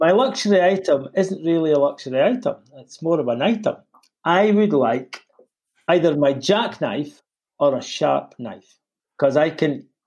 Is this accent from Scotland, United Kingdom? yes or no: yes; Scotland, United Kingdom; Being a Scotsman, it was